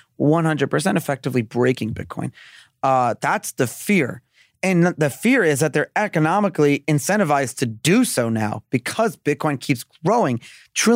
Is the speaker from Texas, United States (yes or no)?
no; New York City, New York, United States; I'm from Brooklyn